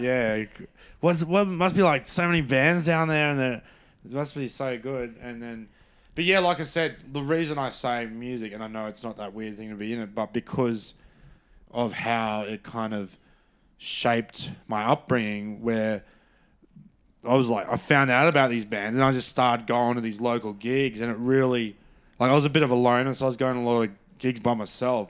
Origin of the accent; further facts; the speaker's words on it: Brisbane, Queensland, Australia; I'm from Brisbane, so a big part of growing up was rugby league